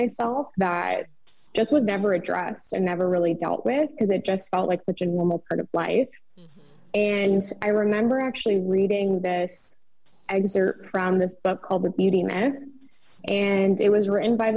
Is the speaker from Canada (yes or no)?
yes; Nova Scotia, Canada; I am also Canadian. For those who don't know, I'm actually from Nova Scotia, Canada